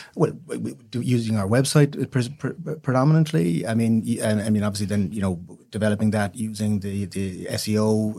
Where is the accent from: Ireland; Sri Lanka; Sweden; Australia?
Ireland; West Cork, Munster; also born or lived in Dublin; I grew up in West Cork.